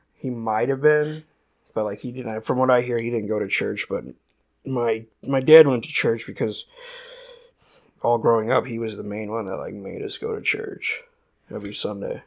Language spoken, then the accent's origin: English; Merrillville, Indiana, United States; shitty town in Indiana called Maryville.